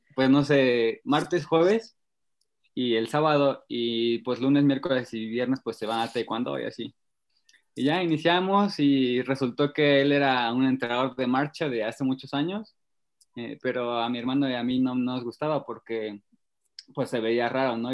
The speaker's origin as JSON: {"language": "Spanish", "town": "Temoaya", "region": "State of Mexico", "country": "Mexico", "said": "mi papá nos llevó un día a una concentración para que estaban haciendo para Beijing, al centro ceremonial de Tomí, que es un centro donde se concentran muchos boxeadores y marchistas, aquí en Temoaya"}